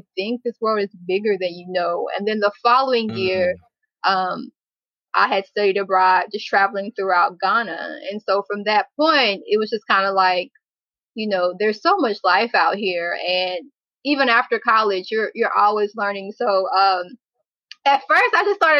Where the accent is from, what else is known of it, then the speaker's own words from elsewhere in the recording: Dallas, Texas, United States; I'm originally from Dallas, Texas. My parents are both from Dallas, Texas as well